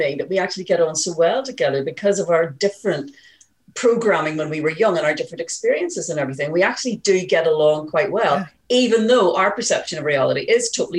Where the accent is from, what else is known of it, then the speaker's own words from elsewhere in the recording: Hillsborough, Northern Ireland, United Kingdom; I'm from Hillsborough, and it's now Royal Hillsborough.